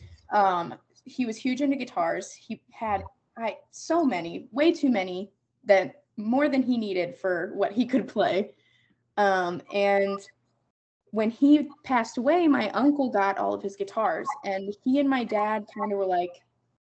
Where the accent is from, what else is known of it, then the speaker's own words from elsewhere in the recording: Wellington, Ohio, United States; Wellington High School. So I was born and raised in Wellington.